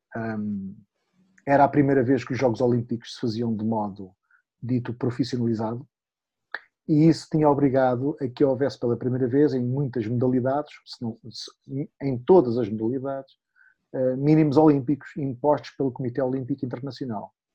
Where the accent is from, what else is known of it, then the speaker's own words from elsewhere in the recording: Madeira, Portugal; Eu sou da Madeira, eu era um dos cinco olímpicos da Madeira